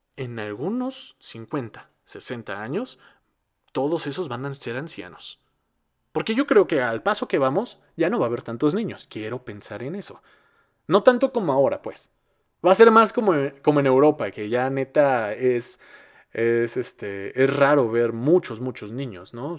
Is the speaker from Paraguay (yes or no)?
no; Mexico; somos el país que habla español más poblado de Latinoamérica